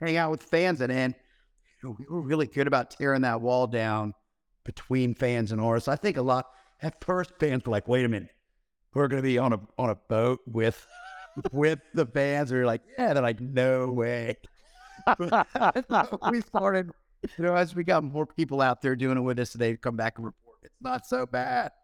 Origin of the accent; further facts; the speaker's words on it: Florida, United States; we grew up in Florida down here